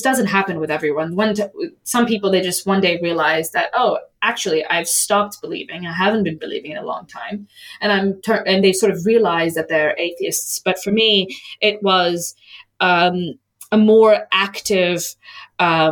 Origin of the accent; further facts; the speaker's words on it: United States; when I was growing up in the United States